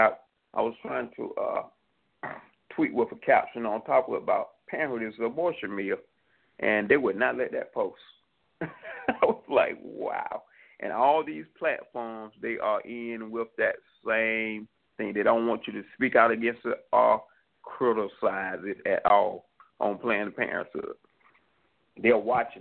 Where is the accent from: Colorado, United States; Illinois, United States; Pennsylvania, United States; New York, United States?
New York, United States; New York City; also born or lived in Atlanta, Georgia; I'm originally from New York. I came back to New York City.